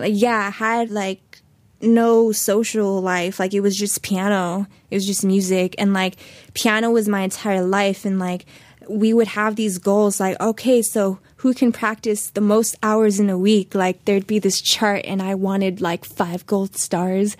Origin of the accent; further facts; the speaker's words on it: Los Angeles, California, United States; also born or lived in Hollywood; I was born in Hollywood, but I was very much raised in the valley